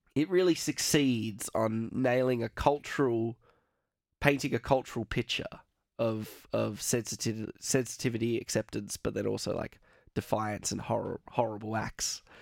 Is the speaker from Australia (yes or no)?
yes; Australia; we're both Australian